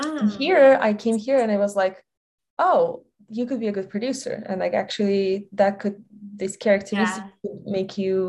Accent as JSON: {"language": "English", "country": "Belarus", "second_language": "English", "moved": "as an adult", "lives_now": "United States", "said": "I'm originally from Belarus"}